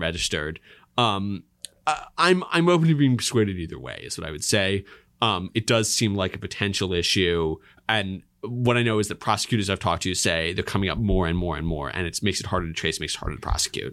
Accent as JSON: {"language": "English", "region": "Pennsylvania", "country": "United States", "said": "I'm from Pennsylvania"}